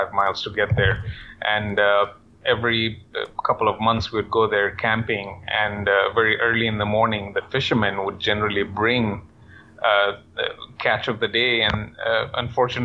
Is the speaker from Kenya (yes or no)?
yes; Kenya; moved away; I'm from Kenya, born and raised